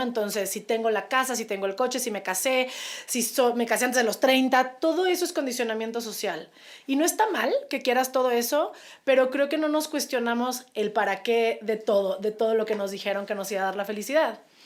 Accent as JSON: {"language": "Spanish", "country": "Mexico", "said": "como mexicanos"}